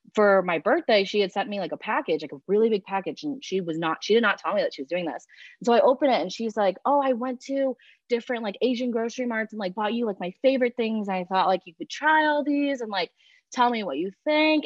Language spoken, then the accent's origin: English; Chicago, Illinois, United States; also born or lived in China; I'm from Chicago. Uh, I'm 24 years old